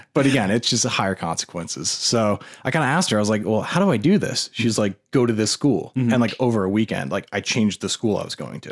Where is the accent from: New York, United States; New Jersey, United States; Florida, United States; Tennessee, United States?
New Jersey, United States; moved away; also born or lived in New Hampshire; I, grew up in New Jersey, um, beautiful area